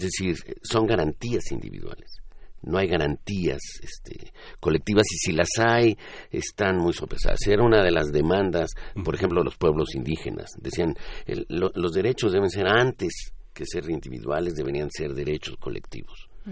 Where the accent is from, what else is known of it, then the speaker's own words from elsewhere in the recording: Mexico; solo somos mexicanos